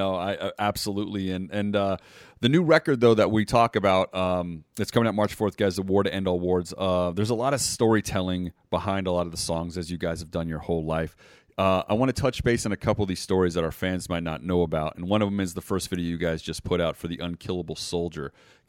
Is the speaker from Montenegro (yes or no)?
yes; Montenegro; And I am from Montenegro, so this is actually a heritage of mine, this lady.